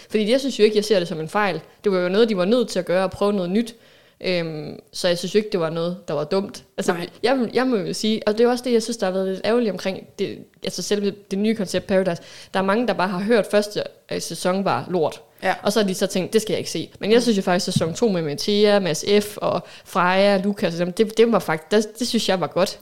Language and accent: Danish; Aalborg, North Denmark Region, Denmark; Jeg er 30 år, født og opvokset her i Aalborg